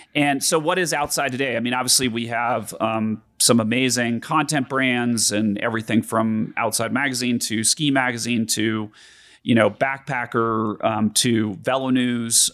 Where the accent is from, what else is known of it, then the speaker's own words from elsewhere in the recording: Denver, Colorado, United States; growing up in Denver